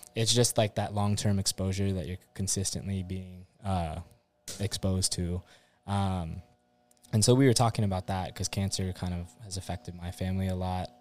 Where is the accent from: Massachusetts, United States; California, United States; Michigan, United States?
California, United States; Orange County; also born or lived in Hilo, Hawaii; originally, I'm from California, born and raised in Orange County, but most of my family stays on the Big Island. Hilo side